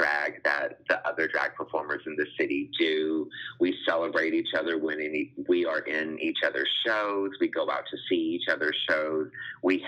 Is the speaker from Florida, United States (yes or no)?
no; Louisiana, United States; moved away as an adult; now in Austin, United States; I was born and raised in Louisiana, hence the name, but I've lived in Austin for the past 8 years.